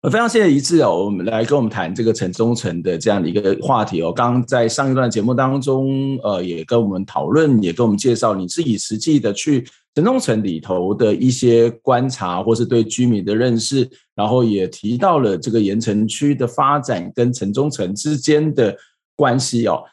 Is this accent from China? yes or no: no; Kaohsiung, Taiwan; moved away; 我自己从小是在前阵长大，然后我的亲戚是住在林雅区，其实在，就是下口骂了一边，所以我其实对那个港湾那一带是非常非常熟悉的，就是学校就是在这个前镇港的旁边，我住得也没有太远